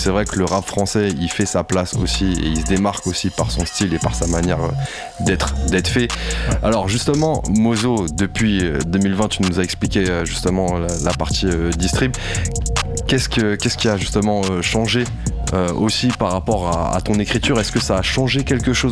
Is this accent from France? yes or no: yes; France; je suis français quand même.